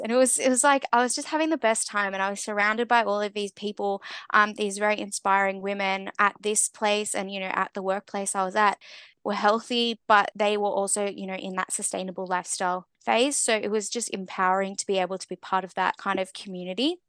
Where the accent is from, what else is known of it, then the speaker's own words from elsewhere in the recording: Australia; growing up in Australia, we're very, um, you know, sports-driven